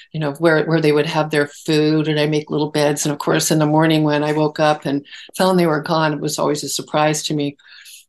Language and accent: English; Los Altos Hills, California, United States; On the San Francisco Peninsula. Okay. In Los Altos Hills